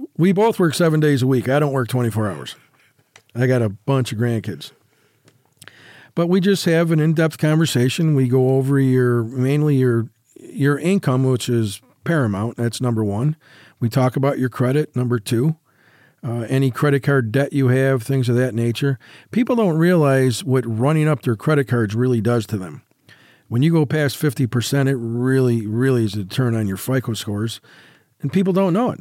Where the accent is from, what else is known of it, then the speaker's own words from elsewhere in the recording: New York, United States; now in Las Vegas, United States; In New York, yep, in my, my hometown